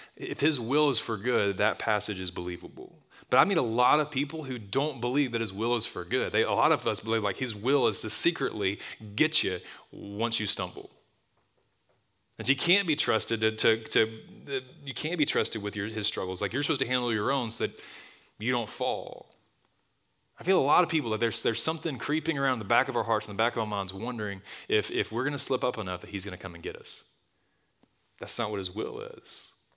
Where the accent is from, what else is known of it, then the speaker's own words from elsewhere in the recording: Tuscaloosa, Alabama, United States; I grew up in Tuscaloosa. It's my hometown. I was gone for a long time. I'm back